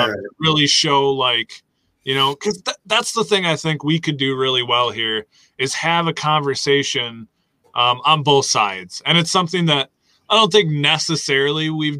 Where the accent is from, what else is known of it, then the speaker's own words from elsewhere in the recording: Wisconsin, United States; I'm from Wisconsin